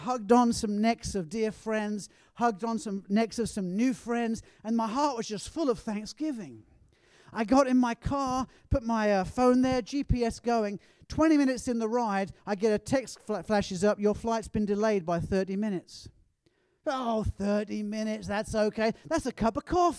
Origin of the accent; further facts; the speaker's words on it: England, United Kingdom; being an Englishman